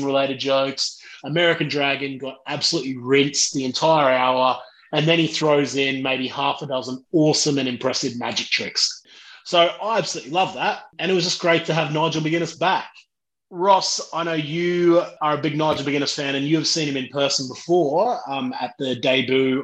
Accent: Australia; I'm from Australia. I'm a Bogan

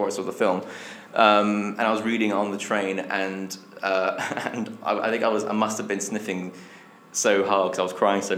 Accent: Essex, East of England, United Kingdom; now in London, United Kingdom; my hometown back in Essex

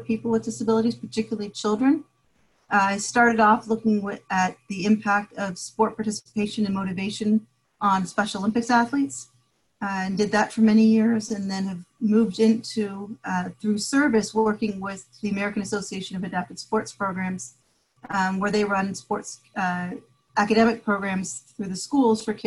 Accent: Toronto, Ontario, Canada; moved away as an adult; also born or lived in Michigan / Indiana; now in United States; I'm originally from Toronto, Canada. And I grew up in Toronto

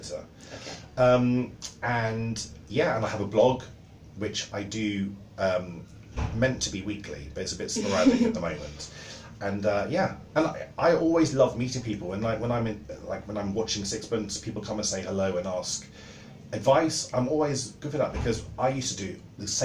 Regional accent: Somerset, South West England, United Kingdom; I'm from Somerset on a farm

